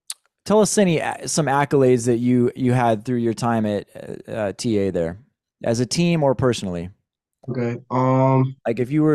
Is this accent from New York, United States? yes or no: no; California, United States; growing up in California